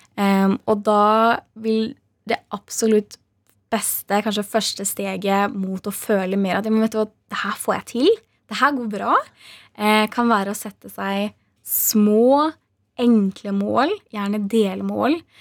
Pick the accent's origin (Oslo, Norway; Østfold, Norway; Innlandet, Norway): Innlandet, Norway; Hamar; der jeg kommer ifra, eh, på Hamar